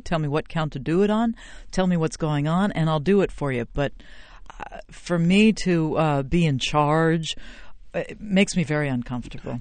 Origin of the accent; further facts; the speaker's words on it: Princeton, New Jersey, United States; I'm from Princeton, New Jersey